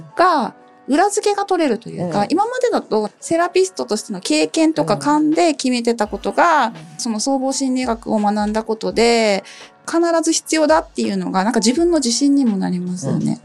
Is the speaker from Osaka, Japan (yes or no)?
no; Okinawa, Japan; moved away; 沖縄出身なんで、お顔立ちが丸くてずっしりしてて目がパッチリしてる県から来た